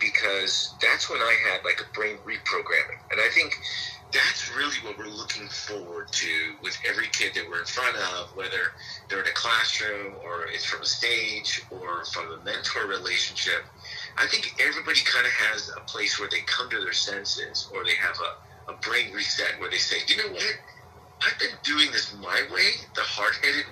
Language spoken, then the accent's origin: English; San Antonio, Texas, United States; moved away as an adult; also born or lived in Houston, Texas / Los Angeles, California; now in Dallas-Fort Worth area, United States; I'm originally from San Antonio, Texas